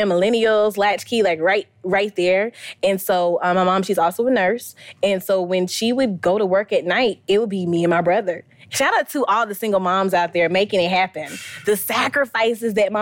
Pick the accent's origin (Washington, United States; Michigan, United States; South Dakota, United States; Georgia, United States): Georgia, United States; Valdosta; born or raised there; also born or lived in Nashville, Tennessee / Stockton, Georgia